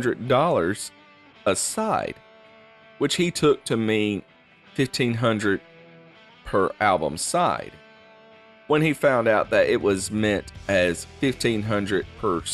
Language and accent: English; Muscle Shoals area, Alabama, United States; a renowned group and session musician from my home state and area